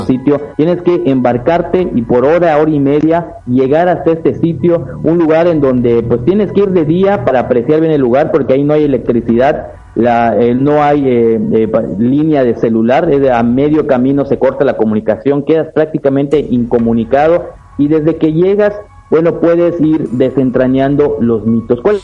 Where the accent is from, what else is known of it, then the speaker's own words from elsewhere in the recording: Mexico; also born or lived in Yucatán; yo soy mexicano, vivo en el estado de Yucatán